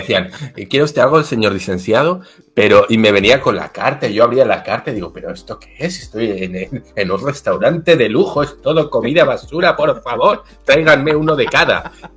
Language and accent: Spanish; Basque Country, Spain; also born or lived in Mexico; yo soy vasco